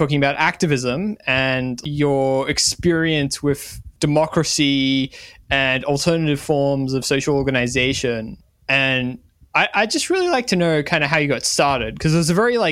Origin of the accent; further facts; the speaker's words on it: Australia; as an Australian